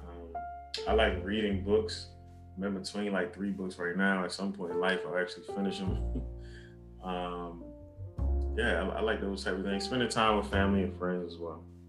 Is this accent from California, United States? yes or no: no; Baltimore, Maryland, United States; born and raised in, in Baltimore, Maryland